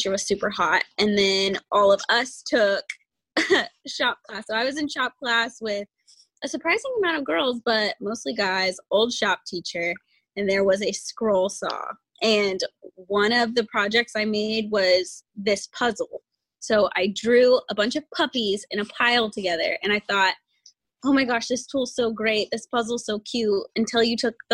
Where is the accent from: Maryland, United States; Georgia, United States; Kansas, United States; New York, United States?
Kansas, United States; Wichita; also born or lived in Goddard, Kansas; I'm from Wichita, Kansas. I was born there. I went to school in Goddard, Kansas through 9th grade